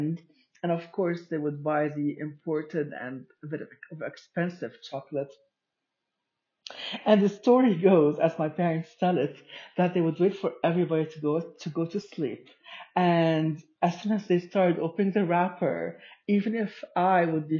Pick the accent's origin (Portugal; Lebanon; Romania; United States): Lebanon; born or raised there